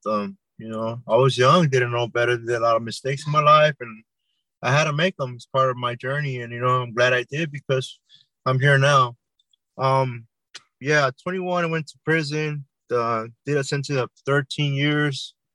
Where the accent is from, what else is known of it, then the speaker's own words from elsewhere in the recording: Santa Ana, California, United States; I grew up in Orange County, California, city of Santa Ana.